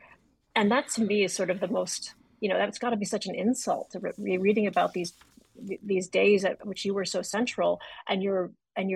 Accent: Adams, Massachusetts, United States; I was born in Adams, Massachusetts.

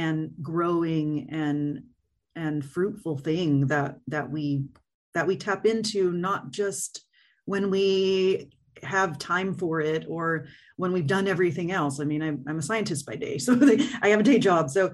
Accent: Fresno, California, United States; also born or lived in Los Angeles; I grew up in Fresno, and then I moved to LA for a good chunk of time. And then I moved back about 5-6 years ago.

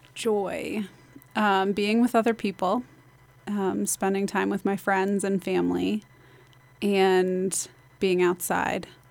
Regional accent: Basalt, Colorado, United States; now in Carbondale, United States; I grew up in Basalt, so my, I've been here my whole life

